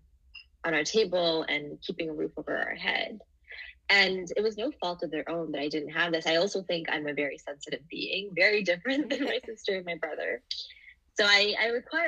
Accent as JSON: {"language": "English", "country": "Canada", "tie": "born or raised there", "also_born_or_lived": "Singapore", "said": "And I was born in Singapore. And when I was 3, I immigrated here to Canada"}